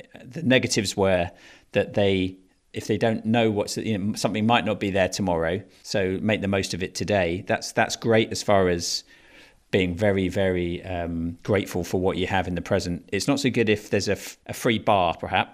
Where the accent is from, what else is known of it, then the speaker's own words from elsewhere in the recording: England, United Kingdom; also born or lived in Fiji; now in London, United Kingdom; as an Englishman, when, you know, I'm sitting here in Southwest London